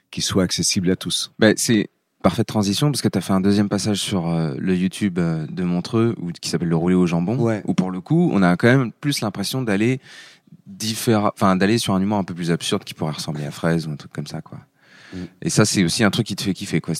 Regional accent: Angers, Pays de la Loire, France; moi, je viens d'Angers

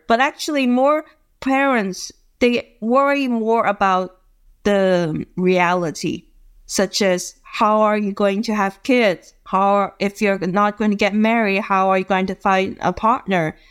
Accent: Guangzhou, Guangdong, China; I'm from Guangzhou, China.

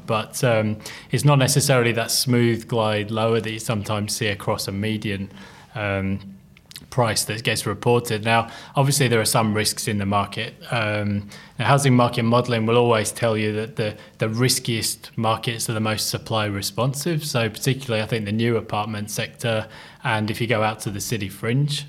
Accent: England, United Kingdom; moved away as an adult; now in Australia; I'm an Englishman

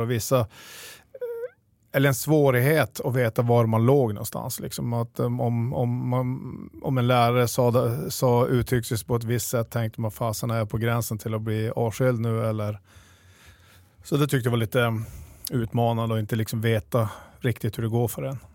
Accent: Piteå, Norrbotten County, Sweden; also born or lived in Luleå; Jag är född och uppvuxen i, i Piteå

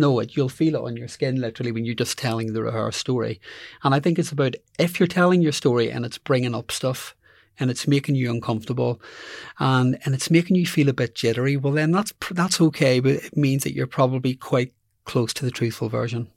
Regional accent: Belfast, Northern Ireland, United Kingdom; moved away as an adult; I grew up in Belfast

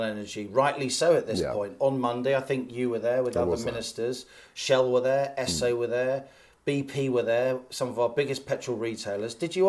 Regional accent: United Kingdom; We split the atom as British people.

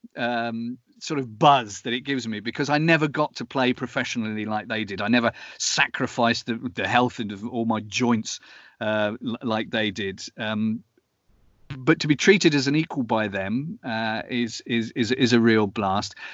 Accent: Southampton, South East England, United Kingdom; moved away as an adult; now in Cologne, Germany; you're born, uh, uh, in Southampton

